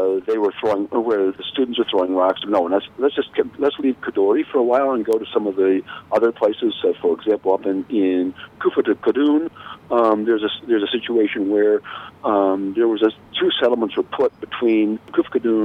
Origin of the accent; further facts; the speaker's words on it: United States; as an American, I have a real responsibility